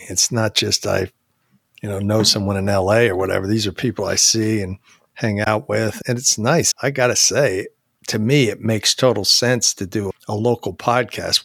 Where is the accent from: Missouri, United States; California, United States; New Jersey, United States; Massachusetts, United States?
New Jersey, United States; also born or lived in Maryland / Virginia / Huntersville, North Carolina; now in Marietta, United States; I grew up in New Jersey